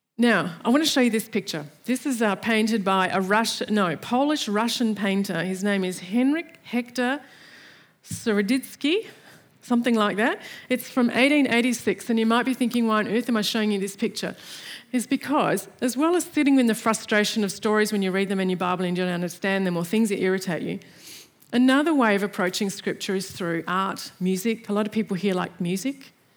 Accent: Australia

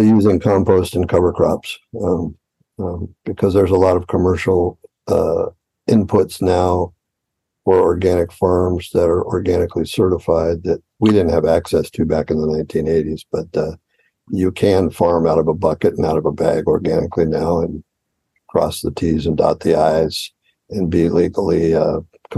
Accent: Los Angeles, California, United States; moved away as an adult; now in Fresno, United States; I grew up in Los Angeles, and my family lived in Los Angeles

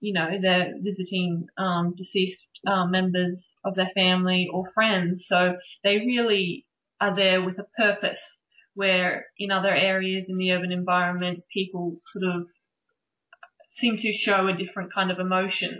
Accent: Brisbane, Queensland, Australia; I come from Brisbane, so we're actually very lucky that we have an enormous variety of reptiles

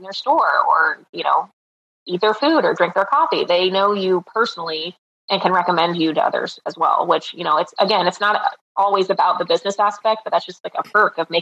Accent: Ohio, United States; now in Naples, United States; I'm originally from Ohio, and I used to vacation in Naples several times a year, and now I get to live where I vacation

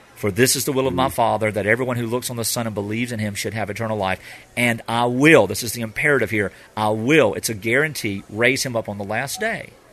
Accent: United States; as American Christians

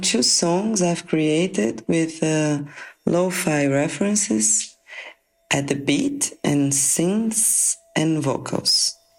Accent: Mato Grosso do Sul, Brazil; now in São Paulo, Brazil; I was born in Mato Grosso do Sul and actually live in São Paulo

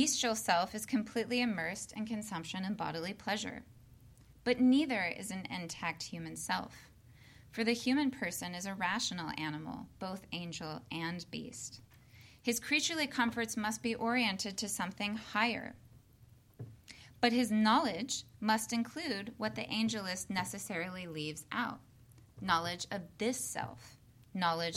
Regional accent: Midwest, United States; also born or lived in the South; now in Southern United States; I'm a Midwesterner by birth

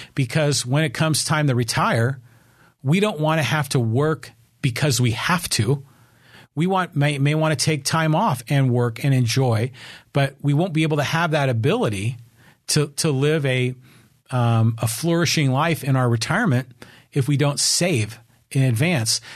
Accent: Poway, California, United States; not just in my hometown of Poway, but in San Diego County, California

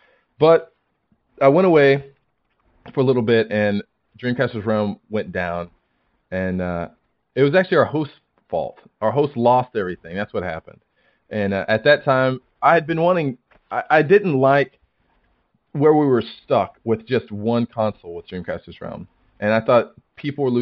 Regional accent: United States; moved away as an adult; now in Guam; although I'm American, I'm in the U.S. Air Force. So I'm actually living in Guam right now

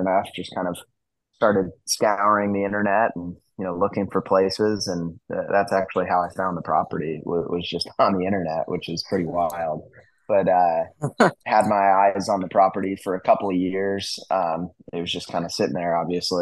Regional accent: Utah, United States; I grew up in Utah

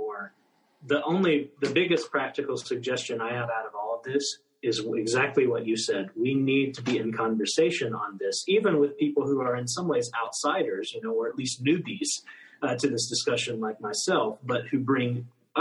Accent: United States; moved away; as an American, as someone from the United States

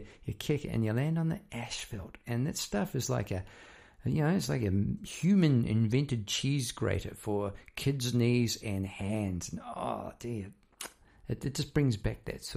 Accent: New Zealand; moved away as an adult; now in Melbourne, Australia; I'm actually from New Zealand, if you hadn't guessed already with the accent. I'm living in Melbourne. I've been here about 20 years.

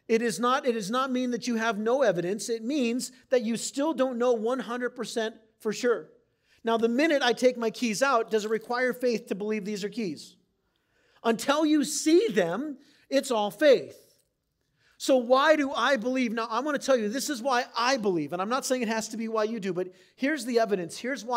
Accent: San Diego, California, United States; also born or lived in Wisconsin / Maine; I grew up in San Diego for 2 years, moved to Wisconsin for 2 years, came back to San Diego, then moved to Maine for 2 years, then came back to San Diego.

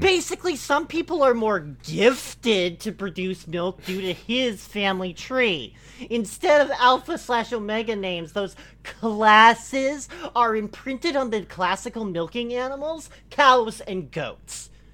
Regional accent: Italy; As Italian

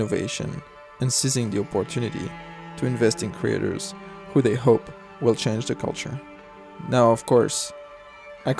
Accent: Paris, Île-de-France, France; accent: Parisian; moved away as an adult; now in United States; I grew up in Paris. I moved to the United States

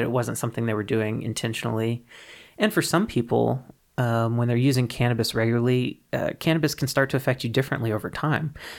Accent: Mississippi, United States; moved away; I'm originally from Mississippi, from the Deep South

